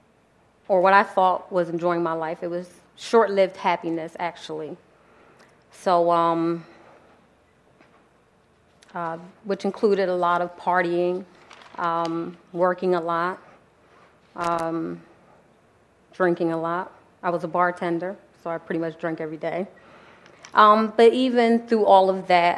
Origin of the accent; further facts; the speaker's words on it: New Jersey, United States; also born or lived in Philadelphia, Pennsylvania; I was born in Philadelphia, Pennsylvania, but raised in New Jersey